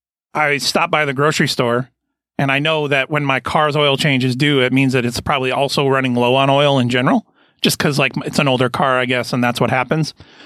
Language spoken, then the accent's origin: English; Fairport, New York, United States; also born or lived in Rochester; But I was born in Fairport. Well, I was born in Rochester, yeah